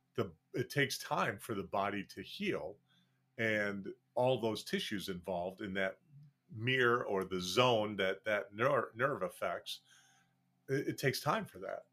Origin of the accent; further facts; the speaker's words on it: Wisconsin, United States; when I grew up and first practiced, I practiced twenty-two miles from the Gonzaga State Clinic in, in my hometown